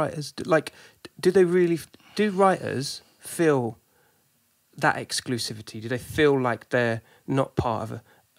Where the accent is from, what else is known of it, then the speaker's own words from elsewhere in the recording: Sussex, South East England, United Kingdom; moved away as an adult; now in London, United Kingdom; I've been in London for probably the same amount of time, 20 years maybe. And, you know, I'm originally from the south, from Sussex.